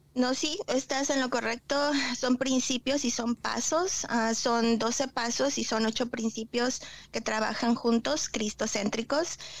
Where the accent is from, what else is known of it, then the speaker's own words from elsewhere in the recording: Tlaxcala, Mexico; moved away as an adult; also born or lived in Cancún, Mexico; now in Oklahoma, United States; yo vengo de un pueblito, yo soy de Tlaxcala y eh, viví 11 años en Cancún